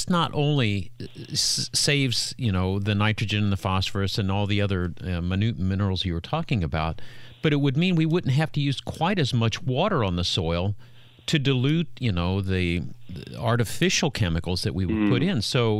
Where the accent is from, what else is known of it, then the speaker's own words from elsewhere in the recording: Indiana, United States; We're from Indiana.